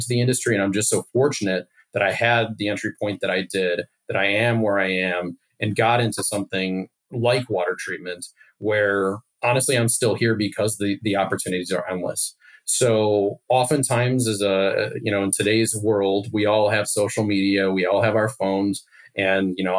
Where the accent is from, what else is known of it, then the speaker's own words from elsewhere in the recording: Chicago, Illinois, United States; also born or lived in Hickory, Kentucky; I grew up in the suburbs of Chicago